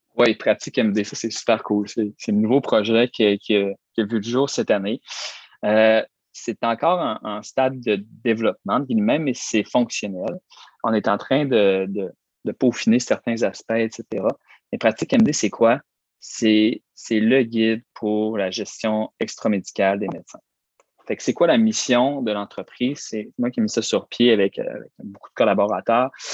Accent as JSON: {"language": "French", "town": "Roberval", "region": "Quebec", "country": "Canada", "tie": "born or raised there", "said": "dans ma ville natale, Robertval"}